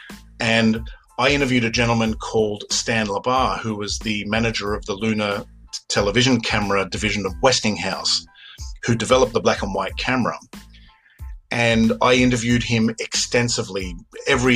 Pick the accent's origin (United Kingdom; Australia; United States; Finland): Australia; Western Australia; there's me, who grew up as an Australian